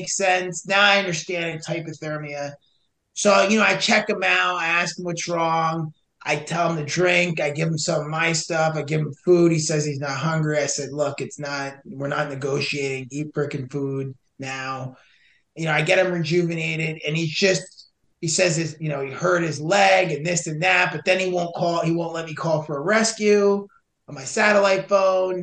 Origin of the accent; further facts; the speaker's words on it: New Jersey, United States; I'm from Jersey and we don't like